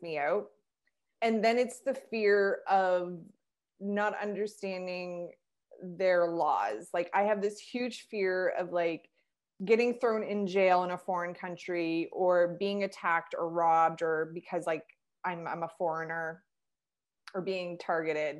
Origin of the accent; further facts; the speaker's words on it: Canada; I'm a Canadian girl